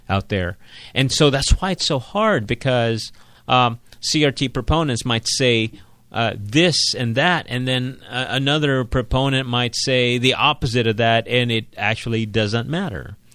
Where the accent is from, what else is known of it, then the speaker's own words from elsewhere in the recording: Philippines; I was born and raised in the Philippines. I'm a Filipino.